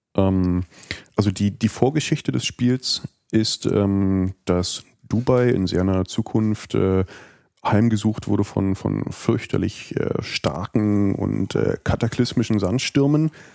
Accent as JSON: {"language": "German", "country": "Germany", "said": "für uns als Deutsche"}